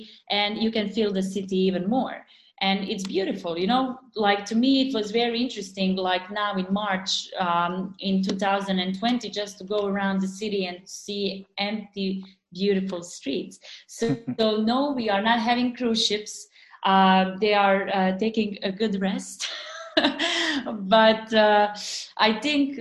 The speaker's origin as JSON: {"language": "English", "town": "Dubrovnik", "region": "Dubrovnik-Neretva County", "country": "Croatia"}